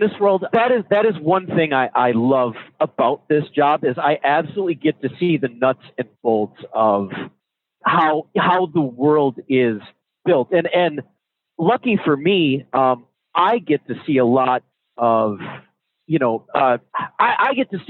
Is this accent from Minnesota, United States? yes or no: yes; Minnesota, United States; Yeah, I am from Minnesota.